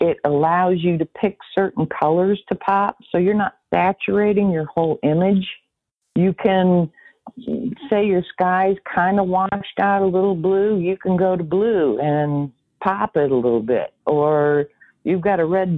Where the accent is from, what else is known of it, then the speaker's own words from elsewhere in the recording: Peoria, Illinois, United States; I'm from Peoria, Illinois